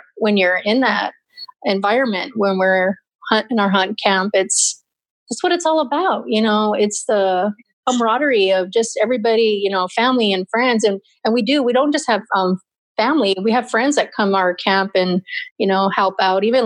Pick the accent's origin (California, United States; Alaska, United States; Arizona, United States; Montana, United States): Arizona, United States; Mammoth; small little town called Mammoth